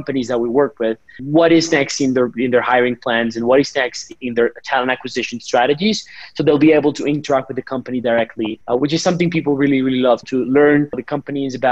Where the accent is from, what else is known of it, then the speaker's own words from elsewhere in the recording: Colombia; also born or lived in San Francisco, United States; ended up here in Colombia, back to my home country